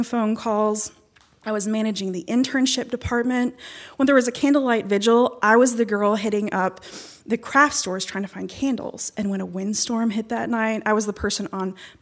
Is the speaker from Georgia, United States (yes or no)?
no; Charleston, West Virginia, United States; moved away as an adult; also born or lived in Whitesburg, Kentucky; now in Kentucky, United States; I was born and raised in Charleston